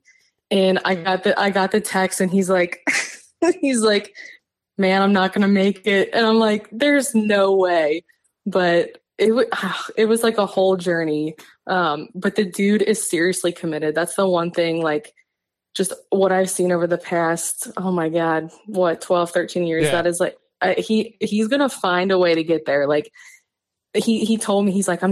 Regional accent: Cincinnati, Ohio, United States; we both grew up in Ohio. We're both from Cincinnati

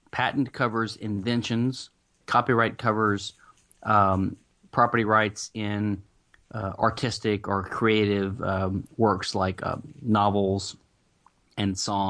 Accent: the South, United States; I am I'm in Houston. I'm a Southerner.

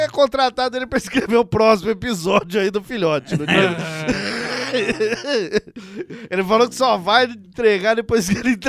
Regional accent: Pirassununga, São Paulo, Brazil; born there; now in Goioerê, Brazil; nasci em Pirassununga, interior de São Paulo, mas hoje em dia trabalho e estudo em Goiorê, Paraná.

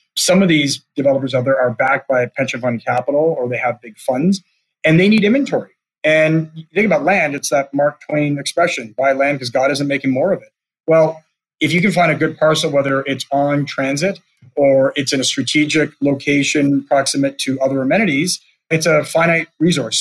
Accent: Canada; as a Canadian

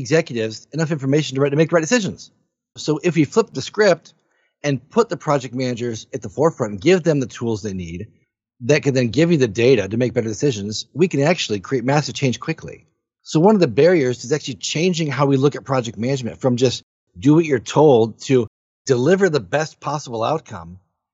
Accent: Michigan, United States; I'm from Michigan. Right? So I live in Michigan here in the US.

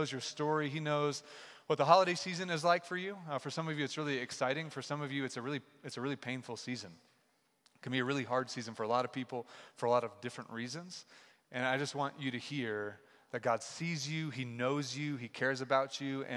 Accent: Kansas City, Missouri, United States; also born or lived in Chicago, Illinois; now in Denver, United States; I'm from Kansas City

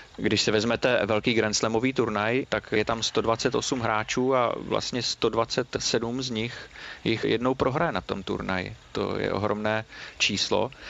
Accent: Znojmo, South Moravian Region, Czechia; kdy jsem jako malý kluk ještě sledoval, protože pocházím ze Znojma a tam jsme měli velmi dobrý signál rakouské televize

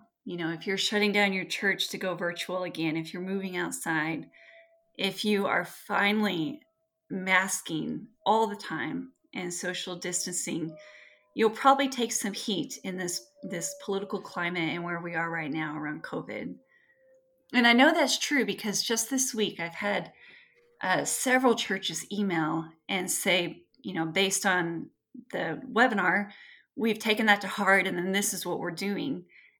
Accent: Texas, United States; I grew up with family in West Texas and the Lubbock and Amarillo and Midland and hospitals in the Panhandle are just full.

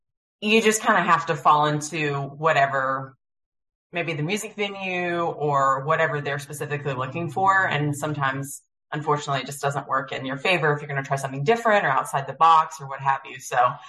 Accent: Lowcountry, South Carolina, United States; I'm originally from the Lowcountry as well. And, you know, being a South Carolinian

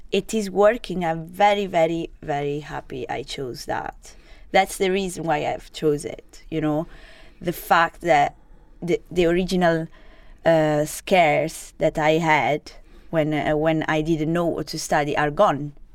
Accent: Genoa, Liguria, Italy; English is a second language; moved away as an adult; also born or lived in Sardinia; now in Edinburgh, United Kingdom; I was born to, uh, in Genova, so it's the north part

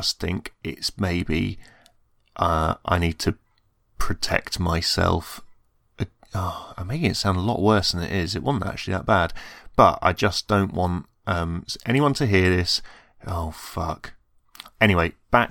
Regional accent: England, United Kingdom; I'm English, but I don't have a Birmingham accent

